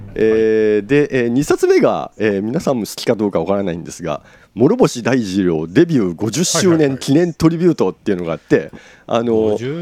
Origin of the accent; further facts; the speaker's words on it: Japan; 我々普通の日本人